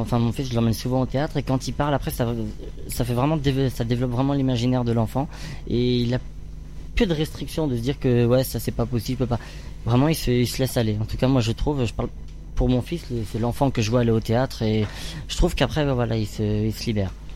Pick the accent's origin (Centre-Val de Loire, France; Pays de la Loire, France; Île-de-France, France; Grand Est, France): Centre-Val de Loire, France; Orléans area; moved away as an adult; now in Paris, France; j'ai grandi dans la région d'Orléans